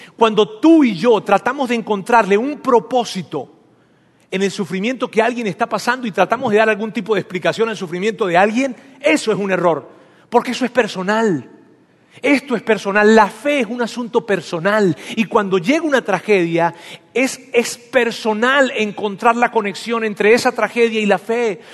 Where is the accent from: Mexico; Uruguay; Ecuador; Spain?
Mexico; Aquí todos somos mexicanos